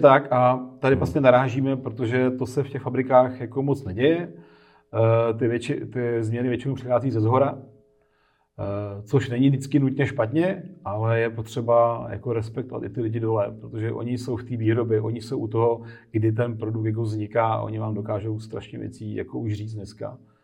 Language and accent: Czech; Czechia; my jako Češi máme tady